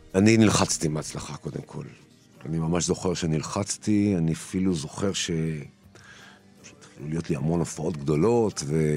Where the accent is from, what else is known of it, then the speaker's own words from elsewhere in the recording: Israel; also born or lived in Turkey; אני גדלתי בישראל שהיא הייתה, לא נולדתי בה, נולדתי בטורקיה, אבל בתור עולה חדש, גדלתי בישראל